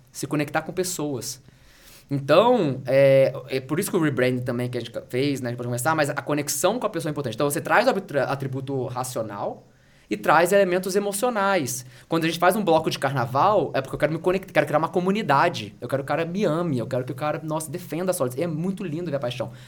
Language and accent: Portuguese; Rio de Janeiro, Brazil; moved away as an adult; now in São Paulo, Brazil; sou carioca, mas eu moro em São Paulo há, há quase 15 anos